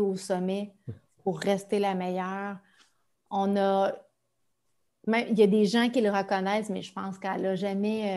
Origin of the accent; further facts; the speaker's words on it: Amos, Quebec, Canada; ma ville natale, Amos